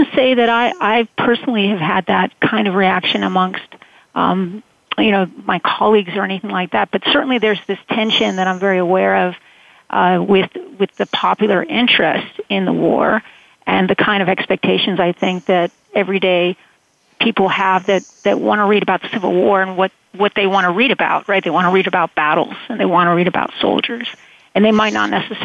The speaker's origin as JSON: {"language": "English", "region": "Connecticut", "country": "United States", "said": "I am from Connecticut."}